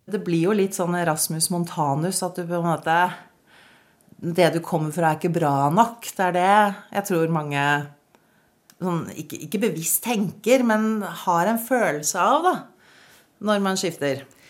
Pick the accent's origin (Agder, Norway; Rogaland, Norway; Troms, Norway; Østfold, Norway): Troms, Norway; Malangen; accent: Northern Norwegian; also born or lived in Eastern Norway; now in Kongsvinger, Norway; jeg er født i Tromsø, jeg vokste opp i Malangen, jeg har to dialekter